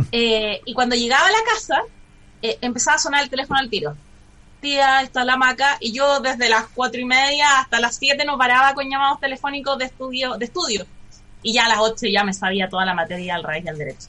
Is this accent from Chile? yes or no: yes; Santiago, Santiago Metropolitan Region, Chile; Yo nací en Santiago el año 84, tengo 36 años.